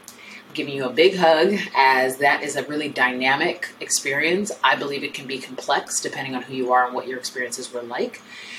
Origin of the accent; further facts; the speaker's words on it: United States; I am Nigerian American. I was raised in America, born in America, but raised by Nigerian parents. And I am Nigerian by blood, obviously, but also by culture.